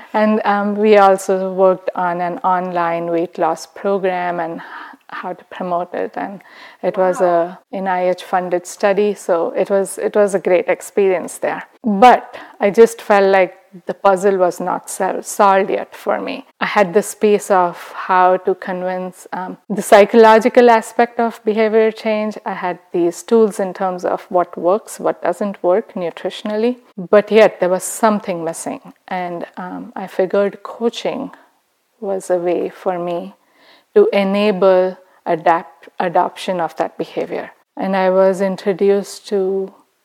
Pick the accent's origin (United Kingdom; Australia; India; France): India; moved away as an adult; now in United States; I'm from India. I was born and raised in India. I moved to the U.S. 13 years ago after I got married.